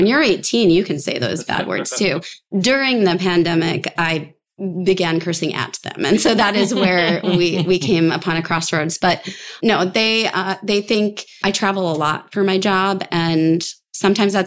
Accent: Long Island, New York, United States; I'm from Long Island

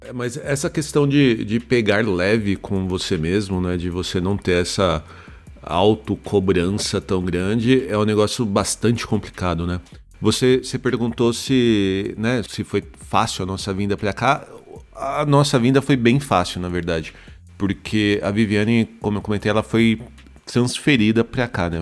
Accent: Osasco, São Paulo, Brazil; moved away as an adult; now in Germany; E eu sou de Osasco, né? Nasci em Osasco e trabalhava também em São Paulo

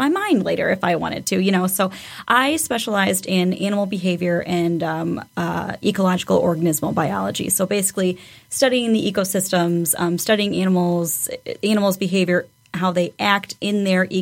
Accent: Charlotte, Michigan, United States; moved away as an adult; now in Battle Creek, United States; We're from kind of rinky-dink little town just outside of Lansing

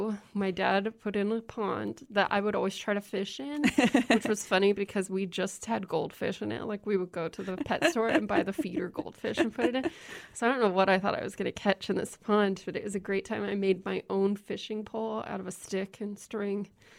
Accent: Lincoln, Nebraska, United States; also born or lived in Holdrege; So shout out to Holdridge. I know there's got to be somebody listening there. But then we moved pretty quickly into Lincoln. And so I grew up here. And I grew up in the middle of the city, actually.

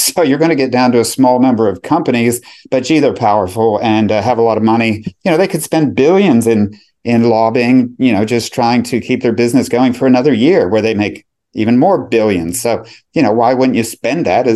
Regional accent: United States; moved away as an adult; now in Melbourne, Australia; I grew up in America, but permanently migrated to Australia, to Melbourne

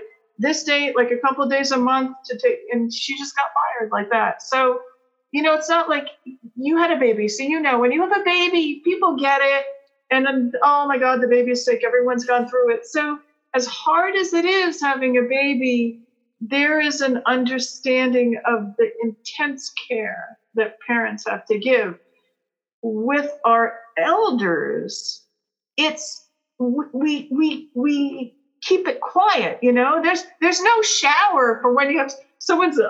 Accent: United States; also born or lived in Peru; coming back to America

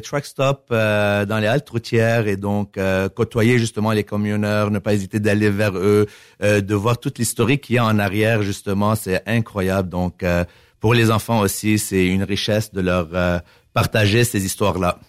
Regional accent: Montreal, Quebec, Canada; moved away as an adult; now in Victoriaville, Canada; je suis né à Montréal

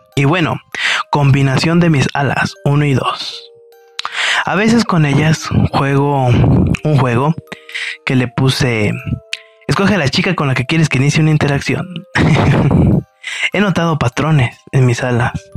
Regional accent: Mexico; de México

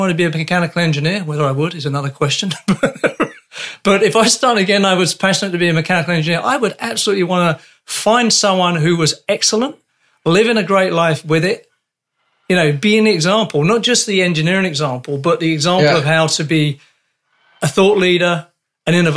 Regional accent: London, United Kingdom; moved away; also born or lived in Canada; I come from London.

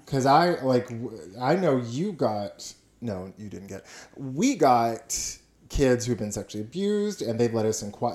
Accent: Houston, Texas, United States; also born or lived in Austin, Texas; now in Huntsville, United States; I grew up in Houston and Austin

